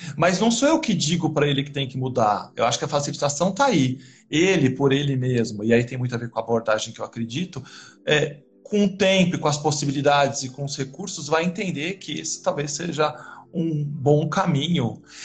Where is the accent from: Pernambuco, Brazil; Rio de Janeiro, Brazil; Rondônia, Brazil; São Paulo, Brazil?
São Paulo, Brazil; also born or lived in Botucatu; Eu nasci na Zona Leste de São Paulo é, e fui estudar agronomia na Unesp de Botucatu